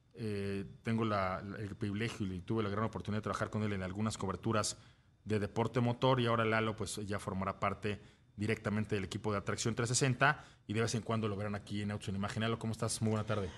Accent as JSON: {"language": "Spanish", "country": "Mexico", "said": "nuestro país"}